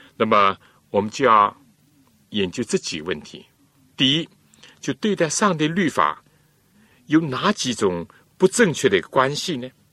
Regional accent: China; 我们中国人

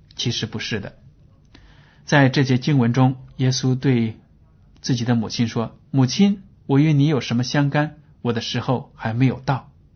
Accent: China; 我们中国人

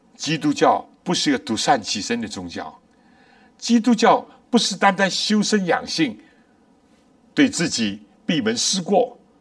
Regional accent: China; 我们中国人

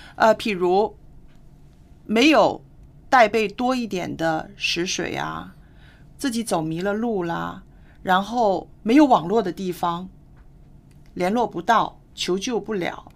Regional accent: China

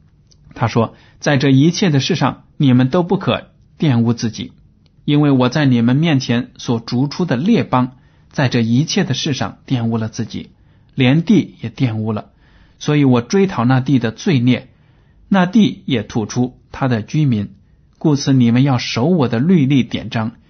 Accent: China; 但是我们看到呢，我们中国人。拿猪的血或者其他动物的血呢，做所谓的猪红啊，这样的让人吃。

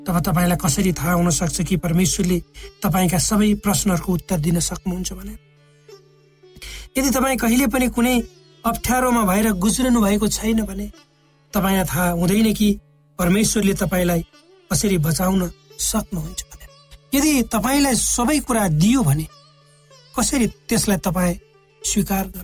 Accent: eastern hills, Nepal; born or raised there

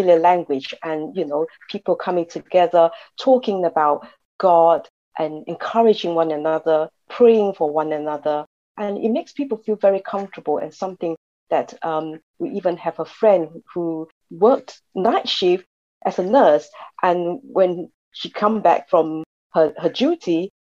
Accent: Malaysia; now in United Kingdom; I come originally from Malaysia, from a Chinese family, quite a traditional family

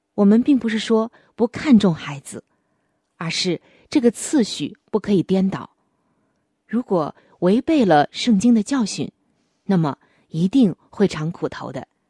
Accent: China; 我们中国人普遍喜欢

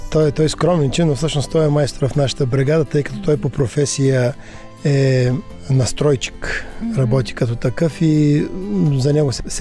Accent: Sofia, Sofia City, Bulgaria; от София.

